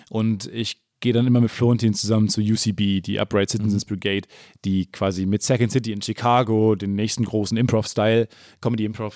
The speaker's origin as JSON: {"language": "German", "town": "Kamen", "region": "North Rhine-Westphalia", "country": "Germany", "tie": "born or raised there", "said": "Kam, wo ich herkomme, 30.000"}